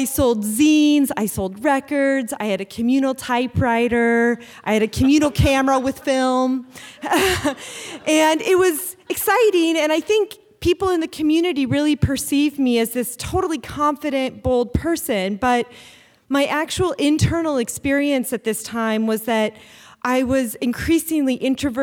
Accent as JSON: {"language": "English", "town": "Anchorage", "region": "Alaska", "country": "United States", "tie": "born or raised there", "said": "I grew up here in Anchorage"}